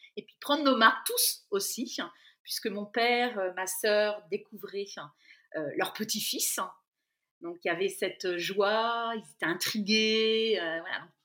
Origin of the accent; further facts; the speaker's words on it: Brittany, France; moved away as an adult; also born or lived in central France; dans ma région d'origine, en Bretagne, au bord de la mer